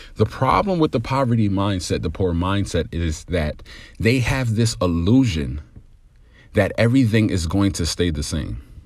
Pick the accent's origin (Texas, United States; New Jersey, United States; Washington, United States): New Jersey, United States; growing up in New Jersey, um, by a single mother